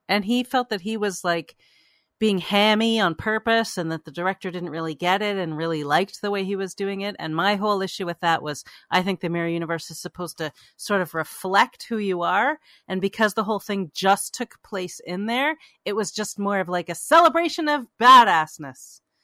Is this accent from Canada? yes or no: yes; Canada; now in United States; I grew up in Canada